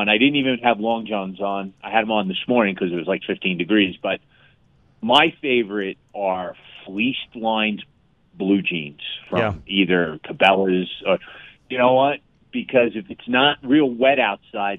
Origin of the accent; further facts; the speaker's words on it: New York City, New York, United States; moved away; I grew up in New York City